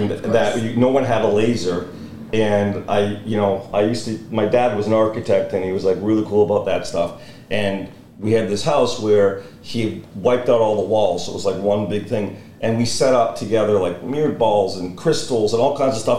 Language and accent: English; Montreal, Quebec, Canada; I grew up in Montreal.